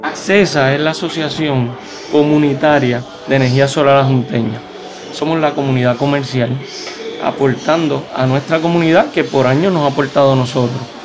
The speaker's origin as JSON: {"language": "Spanish", "town": "Adjuntas", "country": "Puerto Rico", "said": "somos íconos en nuestro pueblo"}